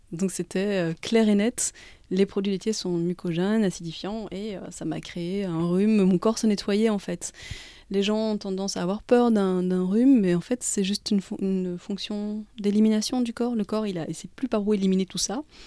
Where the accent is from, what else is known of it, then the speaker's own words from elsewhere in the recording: Belgium; je suis née pas loin de Bruxelles. je suis belge, mais je suis d'origine belge de ma maman et tunisienne de mon papa